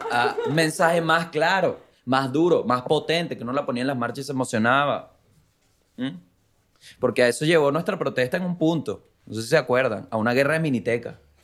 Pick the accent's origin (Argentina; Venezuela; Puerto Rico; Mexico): Venezuela; Vargas, La Guaira; moved away; soy de Vargas